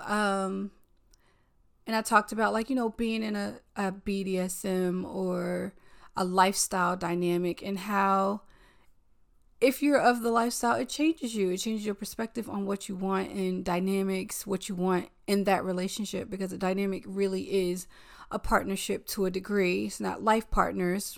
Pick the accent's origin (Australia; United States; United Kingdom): United States; the South; now in New York, United States; I'm a Southerner.